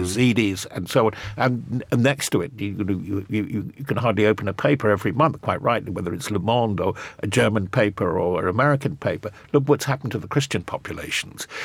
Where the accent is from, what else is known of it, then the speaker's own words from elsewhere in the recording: United Kingdom; even as a Brit